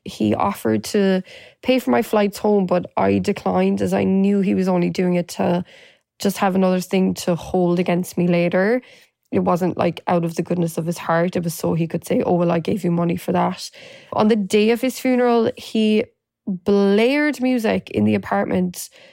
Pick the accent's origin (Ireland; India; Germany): Ireland; moved away as an adult; now in New York, United States; I was born and raised in Ireland and moved to New York eleven years ago.